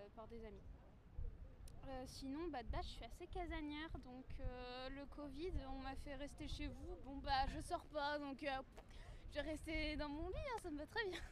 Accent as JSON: {"language": "French", "town": "Lyon", "region": "Auvergne-Rhône-Alpes", "country": "France", "tie": "born or raised there", "also_born_or_lived": "Brignais", "said": "je suis lyonnaise de naissance. Donc a bah, 19 ans que je suis ici"}